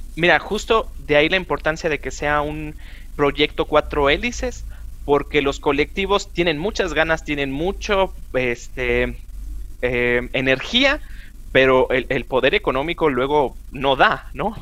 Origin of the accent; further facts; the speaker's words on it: Chihuahua, Mexico; now in Mexico City, Mexico; yo soy de Chihuahua, del norte del país